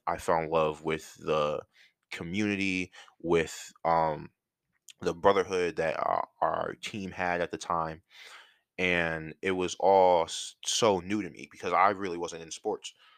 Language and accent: English; outside of Philadelphia, Pennsylvania, United States; moved away as an adult; also born or lived in North Carolina; I'm from Philly, and or outside of Philly.